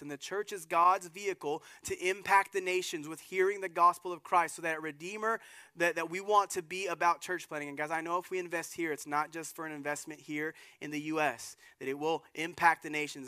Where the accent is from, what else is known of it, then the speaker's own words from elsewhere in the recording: Germany; moved away; the little town I was born in Germany